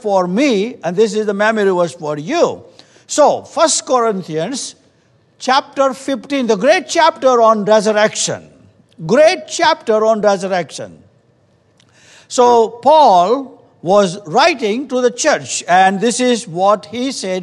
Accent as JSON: {"language": "English", "country": "India", "moved": "yes", "said": "we come from India"}